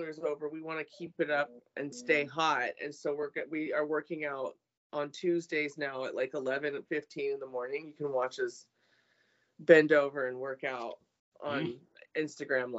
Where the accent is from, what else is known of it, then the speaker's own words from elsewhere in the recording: California, United States; I'm a California girl.